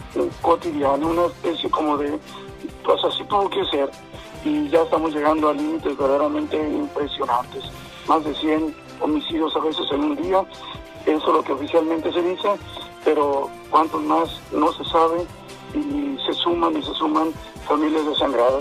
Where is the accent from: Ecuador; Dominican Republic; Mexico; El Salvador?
Mexico; como pueblo creyente, como mexicanos